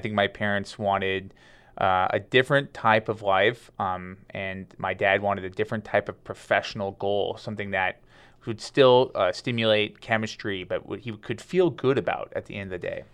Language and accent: English; Madera, California, United States; also born or lived in Lodi, California; I was born in Lodi, but, um, I grew up in Madera, which is a, uh, a small town, a farming town in just north of Fresno